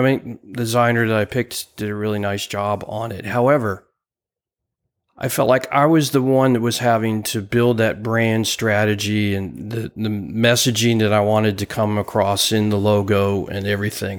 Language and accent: English; New Jersey, United States; where I grew up in New Jersey